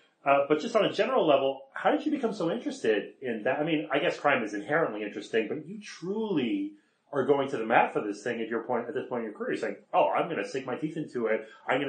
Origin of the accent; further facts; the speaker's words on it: Canada; I don't really have one team because I'm Canadian